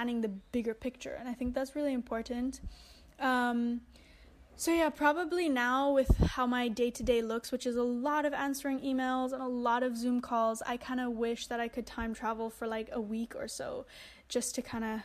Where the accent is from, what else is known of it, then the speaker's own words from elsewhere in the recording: Bali, Indonesia; I grew up here in Bali, in Indonesia